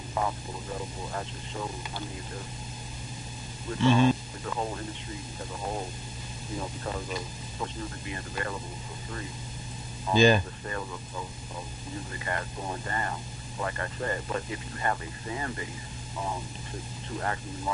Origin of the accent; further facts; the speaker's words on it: Albany, New York, United States; Oh, I'm from Albany, New York. I'm from upstate New York.